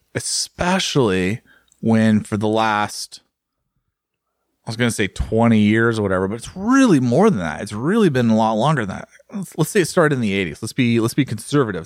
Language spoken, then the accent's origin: English; United States; As an American